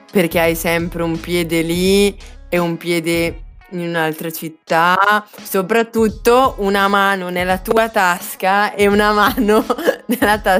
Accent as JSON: {"language": "Italian", "region": "Lombardy", "country": "Italy", "tie": "born or raised there", "lives_now": "Milan, Italy", "said": "ho abitato in Bovisa, che potenzialmente poteva essere il mio paese bergamasco."}